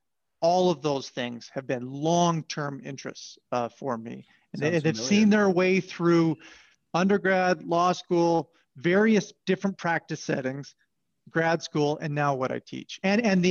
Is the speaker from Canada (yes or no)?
yes; Southern Alberta, Canada; I grew up in Southern Alberta